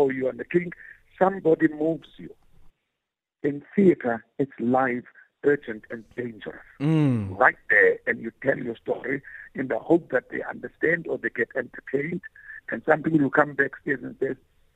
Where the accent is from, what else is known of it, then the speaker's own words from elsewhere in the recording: Gqeberha, Eastern Cape, South Africa; I come from New Brighton